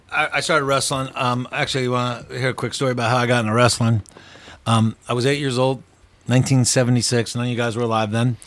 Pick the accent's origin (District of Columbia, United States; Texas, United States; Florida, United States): Texas, United States; Dallas; Well, mostly Dallas.